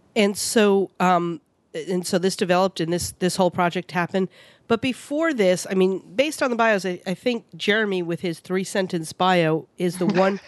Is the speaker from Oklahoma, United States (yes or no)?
no; New York City, New York, United States; I grew up in New York City.